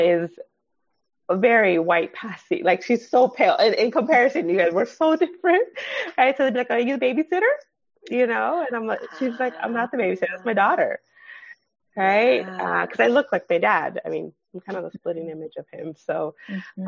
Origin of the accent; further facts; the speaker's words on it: Los Angeles, California, United States; also born or lived in San Gabriel Valley / Pasadena; I grew up in the San Fernando Valley.